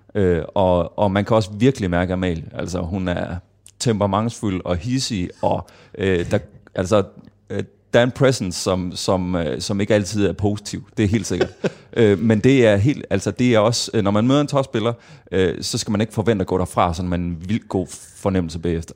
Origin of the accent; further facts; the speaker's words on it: Kolding, Southern Denmark, Denmark; jeg startede i Kolding, hvor jeg er fra